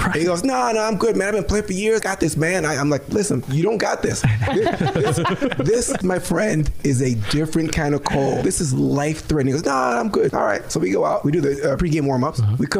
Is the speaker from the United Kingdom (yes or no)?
no; Minnesota, United States; I'm from Minnesota.